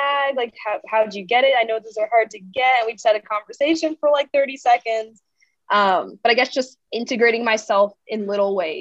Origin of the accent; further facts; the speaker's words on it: New York City, New York, United States; I grew up in New York City